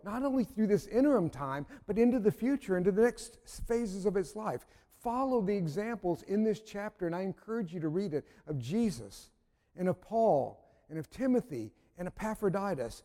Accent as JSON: {"language": "English", "region": "North Carolina", "country": "United States", "said": "I'm from North Carolina"}